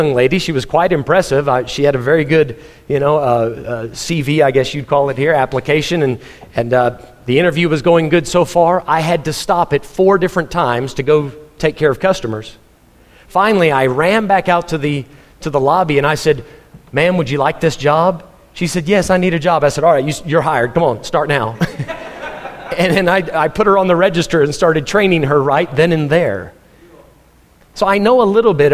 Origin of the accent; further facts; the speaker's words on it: Texas, United States; moved away; also born or lived in Missouri; I'm a Texan, so I wanted to go back to Texas